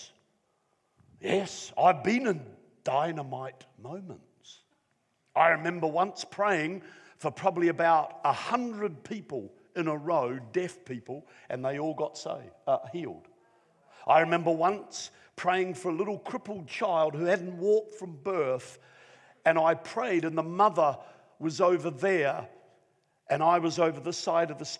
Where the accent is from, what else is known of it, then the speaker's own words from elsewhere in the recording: Wellington, New Zealand; now in Newcastle; I came from Wellington, New Zealand